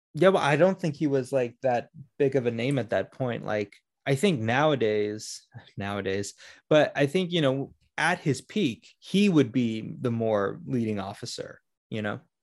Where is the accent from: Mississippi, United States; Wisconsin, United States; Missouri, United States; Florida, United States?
Florida, United States; Orlando; I grew up in Orlando